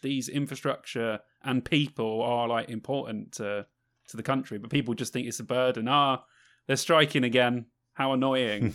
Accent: London, United Kingdom; moved away; I am from London

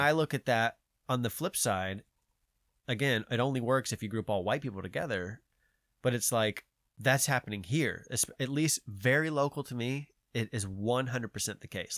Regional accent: Georgia, United States; I'm from Georgia

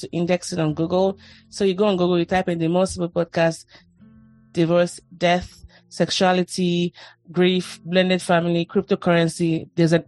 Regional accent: Nigeria; moved away as an adult; now in United States; I moved from Nigeria to the US

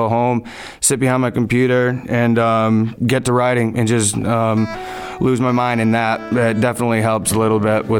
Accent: Woodstock, Connecticut, United States; moved away as an adult; now in Wakefield, United States; I was born and raised in Woodstock, Connecticut, currently residing in Wakefield, Rhode Island

